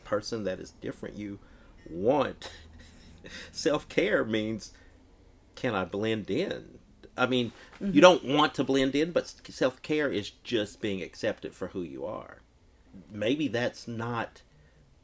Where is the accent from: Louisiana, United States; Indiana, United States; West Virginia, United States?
Indiana, United States; Bloomington; I grew up in Bloomington